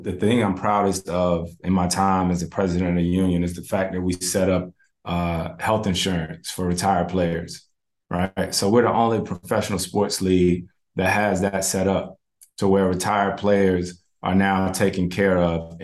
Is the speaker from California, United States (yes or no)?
no; Winston-Salem, North Carolina, United States; I grew up in Winston-Salem